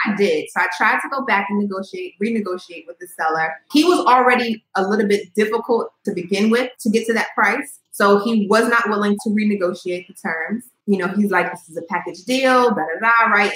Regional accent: Montgomery County, Maryland, United States; also born or lived in New York; now in Baltimore, United States; I grew up in Maryland though, so okay. in like Montgomery County, more suburban area

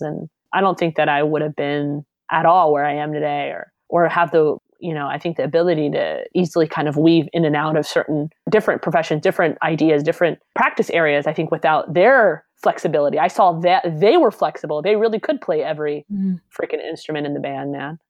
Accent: Alabama, United States; I grew up in Alabama

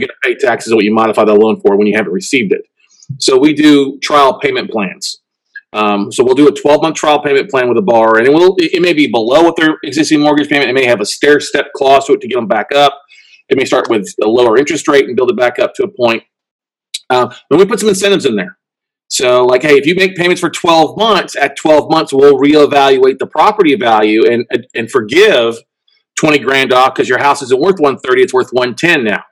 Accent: Ingleside, Texas, United States; also born or lived in Minnesota / Corpus Christi, Texas; We lived in Corpus and moved to a small town called Ingleside

